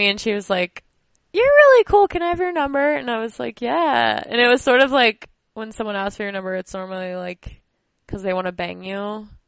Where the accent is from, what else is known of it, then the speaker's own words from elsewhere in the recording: Holiday, Florida, United States; now in Denver, United States; I am based out of Denver, but I'm from Holiday, Florida.